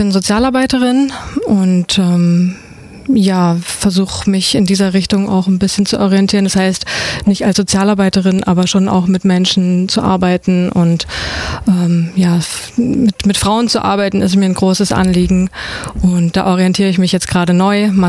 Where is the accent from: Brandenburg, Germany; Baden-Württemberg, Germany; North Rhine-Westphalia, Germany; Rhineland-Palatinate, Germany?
Brandenburg, Germany; also born or lived in Berlin; now in Ulm, Germany; ich wohne in Ulm. Also ich bin nicht gebürtige Ulmerin. Ich komme eigentlich aus äh, Brandenburg, beziehungsweise habe auch in Berlin gewohnt.